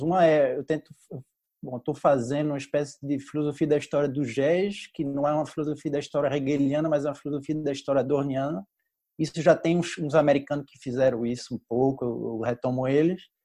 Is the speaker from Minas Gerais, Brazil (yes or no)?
no; Recife, Pernambuco, Brazil; moved away as an adult; now in France; sou de Recife também, é, é, Estou moro na França já faz, já faz quase sete anos